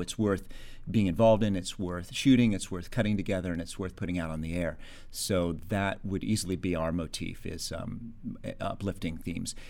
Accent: Los Angeles, California, United States; I grew up in Encino

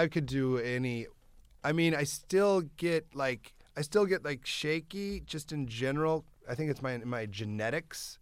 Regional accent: Iowa, United States; moved away; I grew up in Iowa

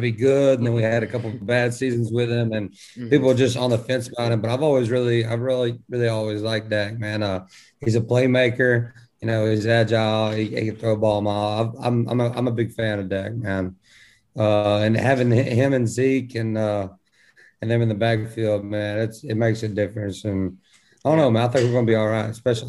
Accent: Texas, United States; So growing up in Texas, there's so many teams

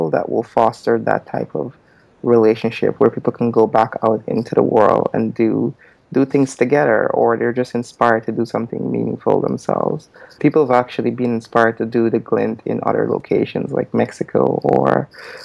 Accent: Guyana; moved away; I'm from Guyana, so it's a small country in South America

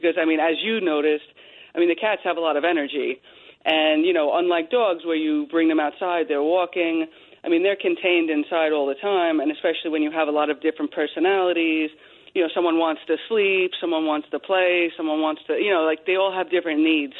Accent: Long Island, New York, United States; I grew up in Long Island

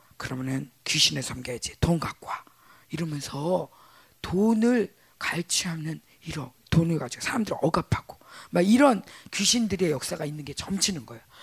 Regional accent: South Korea

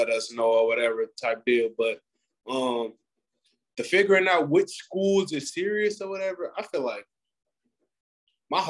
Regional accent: Missouri, United States; I'm from Missouri. Like, I'm from Missouri

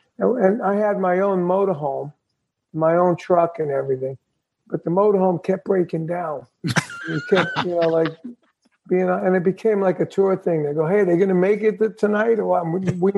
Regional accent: Brooklyn, New York, United States; We grew up in Brooklyn, New York, me and my brother.

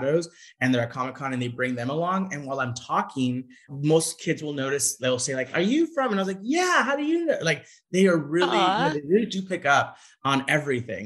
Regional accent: Santa Ana, California, United States; I grew up in Santa Ana, which is across the street from Anaheim

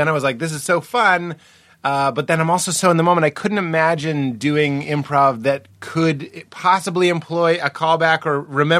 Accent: Boston, Massachusetts, United States; moved away; also born or lived in Chicago; I'm from Boston.

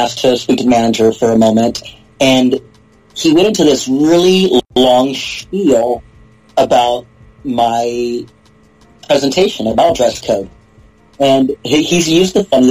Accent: Houston, Texas, United States; moved away as an adult; also born or lived in England; now in Massachusetts, United States; born and raised in Houston

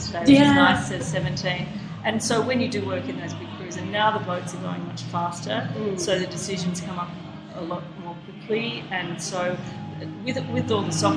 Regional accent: Sydney, New South Wales, Australia; I grew up on the Lane Cove River.

